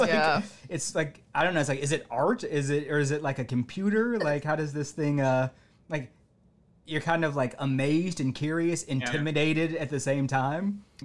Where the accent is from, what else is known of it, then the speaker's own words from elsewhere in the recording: Cleveland, Ohio, United States; I'm from Ohio. Cleveland, Ohio.